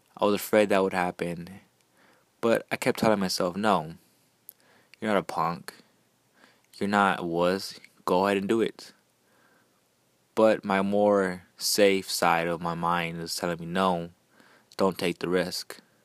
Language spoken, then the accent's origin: English; Houston, Texas, United States; I'm from Houston.